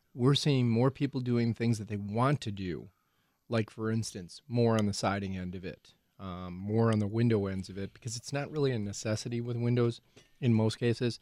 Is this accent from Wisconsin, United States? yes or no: yes; Ozaukee County, Wisconsin, United States; Ozaki County Fair myself because that's my hometown